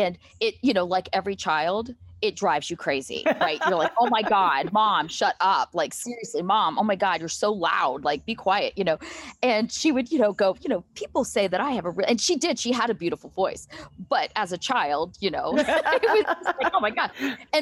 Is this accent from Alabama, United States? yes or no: no; Marietta, Ohio, United States; now in Columbus, United States; And we grew up in Marietta.